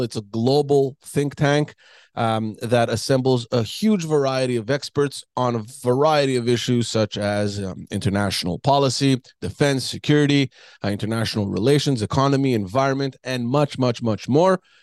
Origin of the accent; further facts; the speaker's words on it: Quebec, Canada; from Quebec, from my hometown